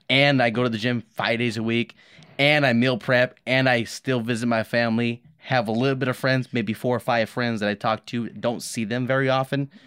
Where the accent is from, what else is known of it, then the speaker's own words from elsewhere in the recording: Los Angeles, California, United States; moved away; I grew up in Los Angeles, a lot of violence around me